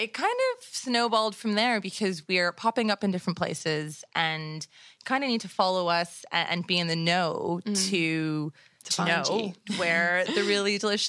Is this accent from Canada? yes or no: yes; Toronto, Ontario, Canada; growing up in and around Toronto.